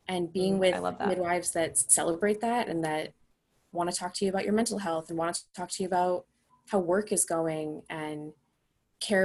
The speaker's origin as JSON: {"language": "English", "town": "Boston", "region": "Massachusetts", "country": "United States", "also_born_or_lived": "Denver area", "moved": "as an adult", "said": "We're from the Boston area"}